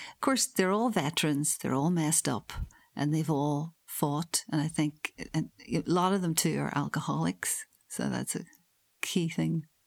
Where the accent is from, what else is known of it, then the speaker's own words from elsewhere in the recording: Northern Ireland, United Kingdom; now in Hull, United Kingdom; I'm from Northern Ireland